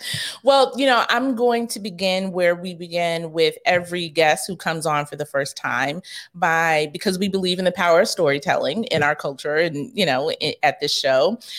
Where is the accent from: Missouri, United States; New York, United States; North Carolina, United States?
New York, United States; New York City; I grew up in Rosedale, so not too far.